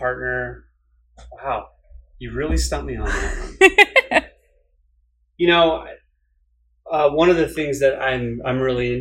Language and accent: English; New England, United States; I grew up in New England.